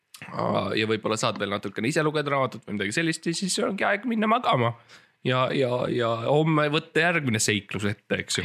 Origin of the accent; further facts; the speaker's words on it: Estonia; ma olen eestlane